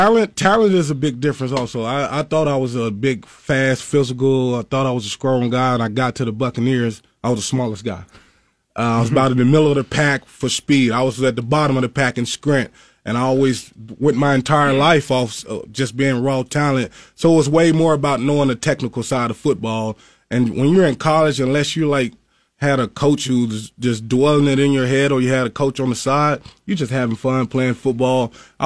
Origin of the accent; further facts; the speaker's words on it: Mississippi, United States; I said, I'm from Mississippi.